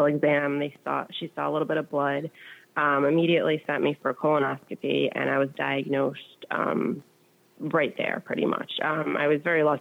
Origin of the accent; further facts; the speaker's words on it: New York, United States; I'm from New York